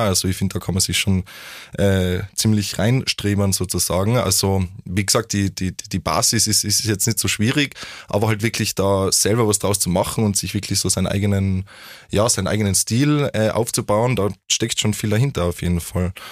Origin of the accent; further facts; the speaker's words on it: Vienna, Austria; bei uns in Wien